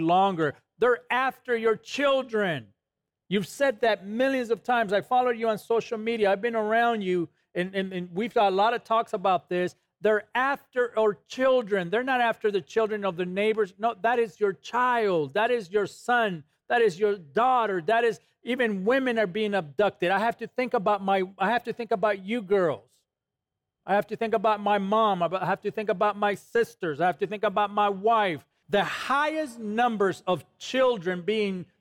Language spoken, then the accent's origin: English; Los Angeles, California, United States; when I was growing up in East LA, California